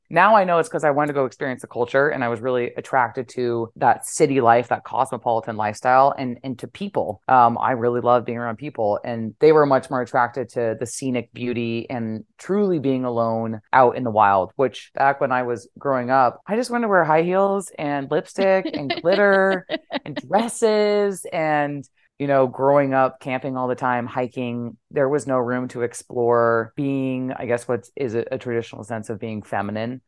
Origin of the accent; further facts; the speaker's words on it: New Mexico, United States; now in New York, United States; I'm from New Mexico